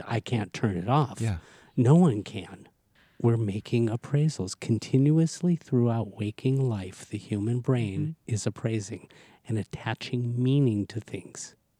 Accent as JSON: {"language": "English", "town": "Los Angeles", "region": "California", "country": "United States", "tie": "born or raised there", "said": "I grew up in Southern California"}